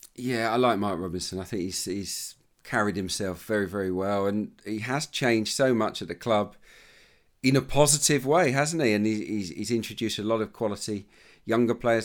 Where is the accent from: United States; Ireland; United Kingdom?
United Kingdom; Suffolk, East of England; one of my heroes growing up in Suffolk